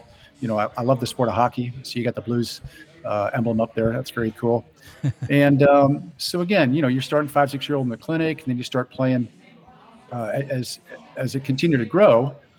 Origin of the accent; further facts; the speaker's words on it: Florissant, Missouri, United States; moved away as an adult; also born or lived in St. Louis, Missouri; now in Tampa, United States; So obviously I grew up in Florissant, Missouri. And again, I first started playing soccer in the CYC. And the great school that I played for was St. Sabina. And again, it's up in North County.